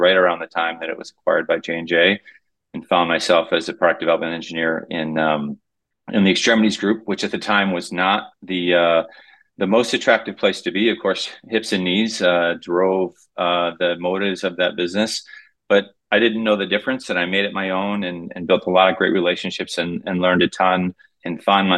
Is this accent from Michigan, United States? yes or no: yes; Kalamazoo, Michigan, United States; I grew up in Kalamazoo, Michigan, of all places